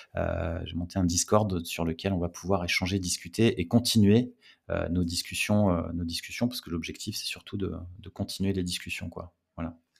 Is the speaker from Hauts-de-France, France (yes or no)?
yes; the North, Hauts-de-France, France; je viens du, du Nord